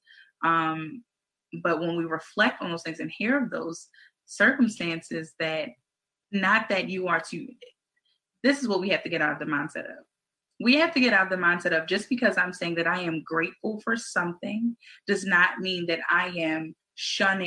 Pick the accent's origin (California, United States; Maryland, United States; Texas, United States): Maryland, United States; Baltimore; we're from Baltimore City